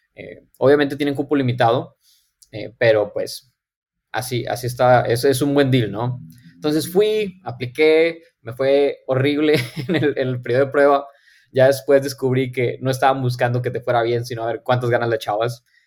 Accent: Monterrey, Nuevo León, Mexico; moved away as an adult; also born or lived in Silicon Valley; soy de aquí de Monterrey, Nuevo León. Ahorita estoy viviendo aquí otra vez. Em, yo nací, crecí aquí toda mi vida

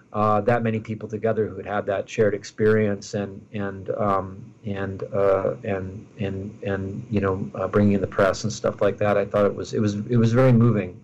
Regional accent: Minneapolis, Minnesota, United States; my hometown of Minneapolis

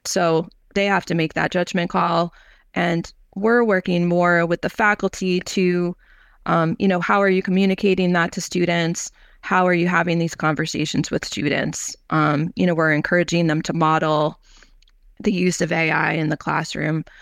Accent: New York, United States; also born or lived in North Carolina; I'm from New York originally

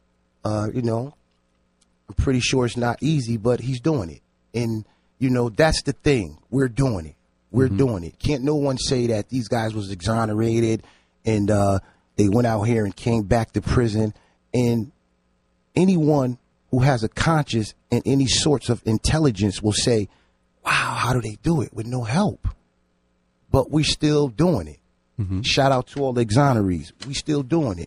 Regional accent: New Haven, Connecticut, United States; I grew up in New Haven, Connecticut

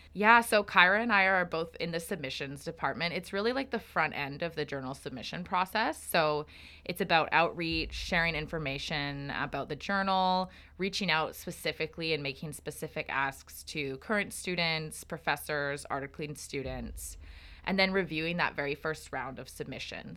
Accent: Calgary, Alberta, Canada; moved away as an adult; now in Victoria, Canada; I'm originally from Treaty seven, or Calgary area, in Alberta.

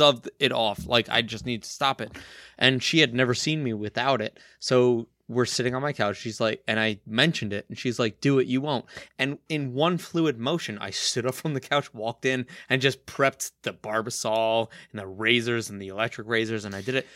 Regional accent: Kearny, New Jersey, United States; went to school in my hometown, Right. Kearney, New Jersey

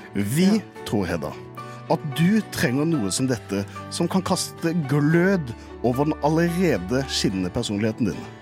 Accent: Kristiansand, Agder, Norway; moved away; da jeg var hjemme i Kristiansand

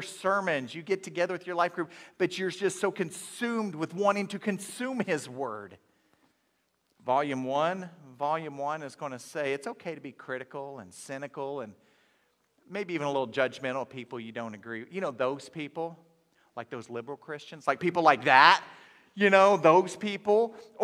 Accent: Inola, Oklahoma, United States; I grew up in Inola, Oklahoma

